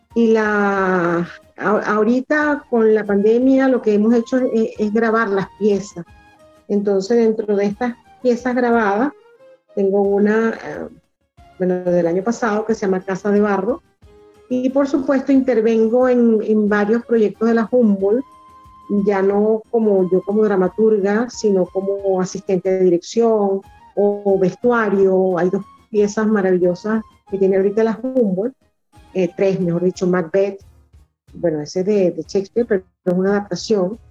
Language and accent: Spanish; Venezuela; como venezolano